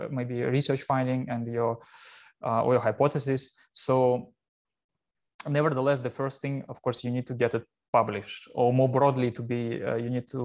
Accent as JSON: {"language": "English", "country": "Russia", "also_born_or_lived": "Chelyabinsk, Russia / Helsinki, Finland / Hannover, Germany", "moved": "as an adult", "lives_now": "Kiel, Germany", "said": "I'm originally from Russia"}